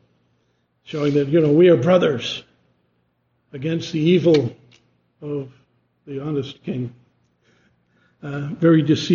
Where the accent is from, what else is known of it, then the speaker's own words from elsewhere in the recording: East Coast, United States; moved away; I'm from the East Coast. We shake hands